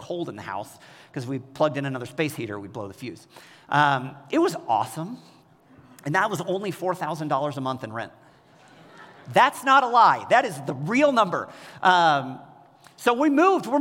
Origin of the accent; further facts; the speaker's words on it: Kansas City, United States; moved away as an adult; also born or lived in Bay Area, California; I grew up in Kansas City